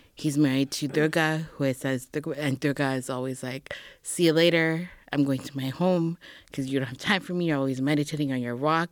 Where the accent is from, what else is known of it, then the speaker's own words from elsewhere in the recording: Edmonton, Alberta, Canada; moved away as an adult; also born or lived in Toronto; I actually was born and raised in Edmonton, Alberta